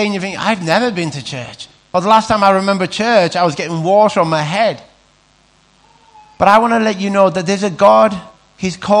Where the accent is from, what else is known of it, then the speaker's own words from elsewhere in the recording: Carlisle, North West England, United Kingdom; we're Carlisle, we're from Cumbria